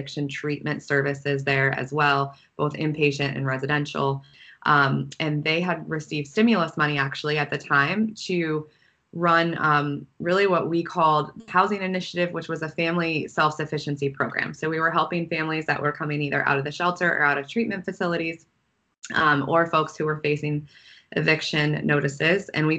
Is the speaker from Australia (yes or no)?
no; Wooster, Ohio, United States; I grew up in Worcester, Ohio, so close to where I think you both are.